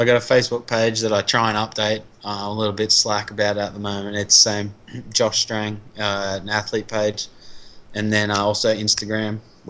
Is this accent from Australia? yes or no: yes; Australia; now in United States; And I'm Aussie